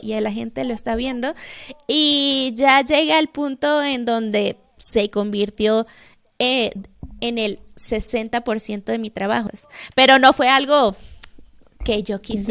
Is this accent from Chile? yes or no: no; Venezuela; moved away as an adult; now in Mexico; soy venezolana, estoy viviendo en México desde hace cinco años